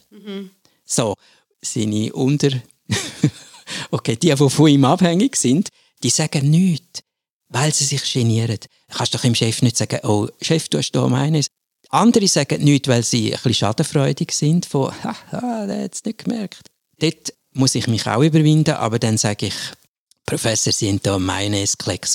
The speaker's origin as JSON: {"language": "German", "region": "German-speaking Switzerland", "country": "Switzerland", "said": "bei uns in der Schweiz der Normalfall, also in der Deutschschweiz"}